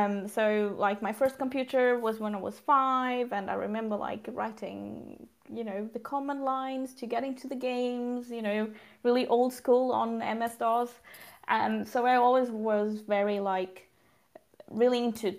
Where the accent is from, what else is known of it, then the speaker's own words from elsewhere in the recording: Portugal; moved away as an adult; also born or lived in London, United Kingdom; now in Sweden; I'm originally from Portugal. So south of Europe, and I've grown up there.